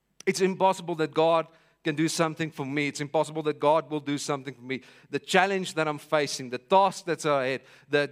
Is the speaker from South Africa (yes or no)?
yes; Vanderbijlpark, Gauteng, South Africa; I'm from Vanderbijl Park.